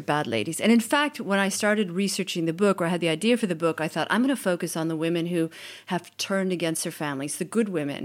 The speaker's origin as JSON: {"language": "English", "country": "United States", "moved": "as an adult", "lives_now": "Italy", "said": "I'm an American. I've been in Italy since nineteen ninety-six working as a journalist"}